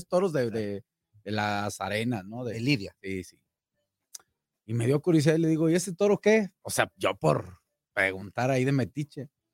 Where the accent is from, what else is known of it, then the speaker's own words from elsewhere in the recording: La Piedad, Michoacán, Mexico; moved away; mi tierra, allá en mi pueblo, en La Piedad